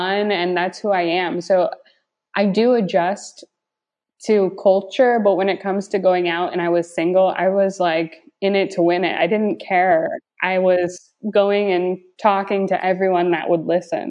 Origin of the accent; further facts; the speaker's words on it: United States; also born or lived in Barcelona; as an American coming abroad